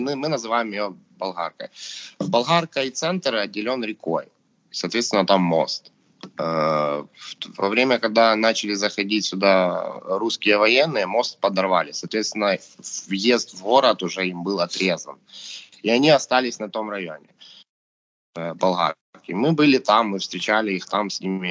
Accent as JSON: {"language": "Russian", "country": "Ukraine", "said": "мы сейчас с Димой русскоговорящие, хотя мы свободно разговариваем на украинском"}